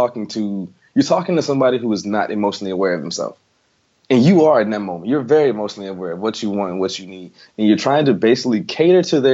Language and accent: English; the South, United States; I'm from the South